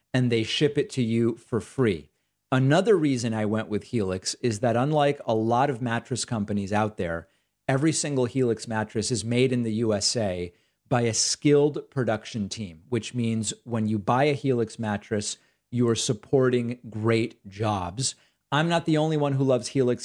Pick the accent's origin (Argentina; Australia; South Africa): Argentina; I'm Jewish. I'm from Argentina.